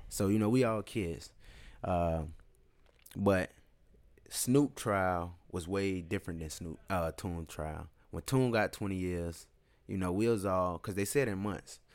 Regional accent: Tampa, Florida, United States; I was just from West Temple

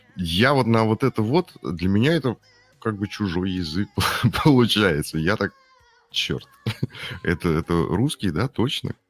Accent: Urals, Russia; я с Урала сам

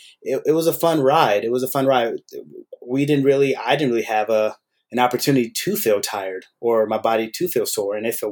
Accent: Oakland, California, United States; I grew up in the Oakland Bay Area area.

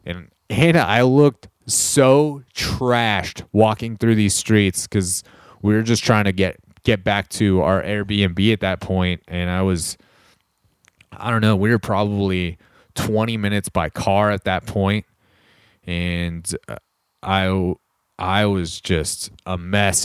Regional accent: Corona, California, United States; moved away; back in Southern California where we grew up in Corona

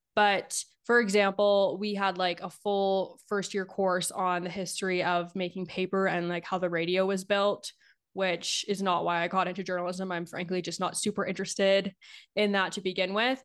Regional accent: Niagara region, Ontario, Canada; also born or lived in Ottawa; I worked at a newspaper in my hometown in the Niagara region

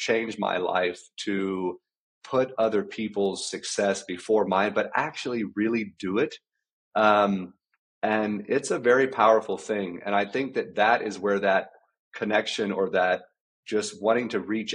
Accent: South Central Texas, United States; I grew up in South Central Texas. I grew up on a ranch.

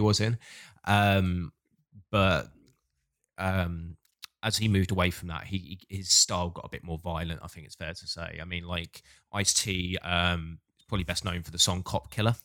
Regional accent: Hastings, South East England, United Kingdom; moved away as an adult; also born or lived in Bournemouth; I grew up in Hastings in the South, went to uni in Bournemouth in the South

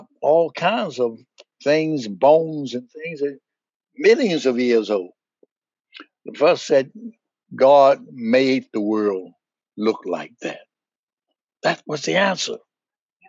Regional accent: United States; I'm American, as American as going to get.

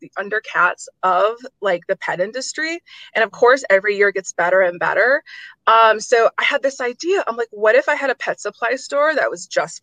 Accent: Detroit, Michigan, United States; moved away as an adult; also born or lived in Houston, Texas; I'm from Detroit

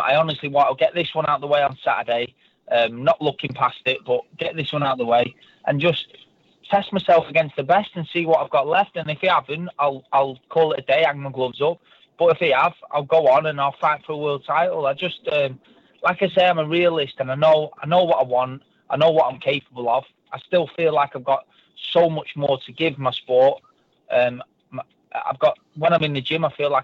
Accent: Birmingham, West Midlands, United Kingdom; moved away; I'm from Birmingham originally

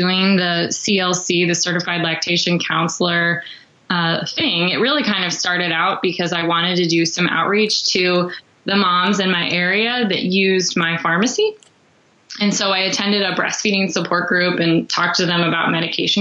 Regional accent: Chicago, Illinois, United States; Growing up in the Chicago area, I knew I wanted to work for Walgreens

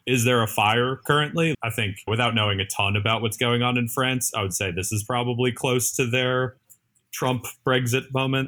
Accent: New Jersey, United States; now in New York, United States; I was born in New Jersey, moved into New York

